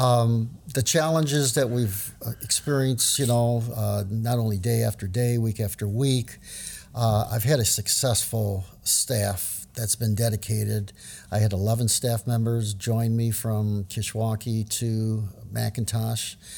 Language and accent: English; New Orleans, Louisiana, United States; I grew up in New Orleans